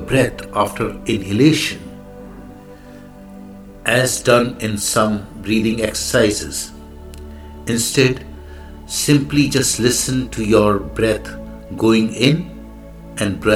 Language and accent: English; India; I am the Indian monk.